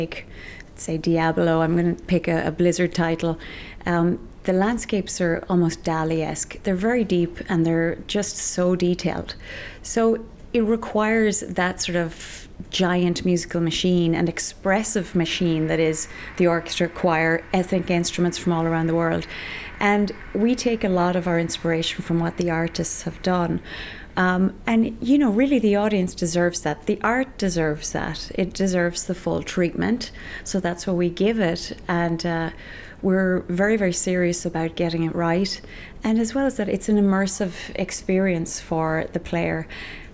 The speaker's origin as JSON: {"language": "English", "area": "East Galway", "region": "Connacht", "country": "Ireland", "tie": "born or raised there", "said": "growing up in East Galway, in a village of 580 people"}